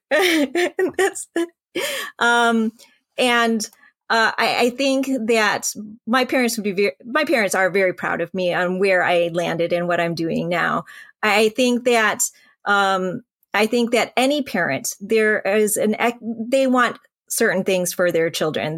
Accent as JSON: {"language": "English", "town": "Royal Oak", "region": "Michigan", "country": "United States", "tie": "born or raised there", "also_born_or_lived": "Vietnam / Hong Kong / North Carolina", "said": "He found us a, uh, apartment in, uh, Royal Oak, and we had church ladies come by to teach us English"}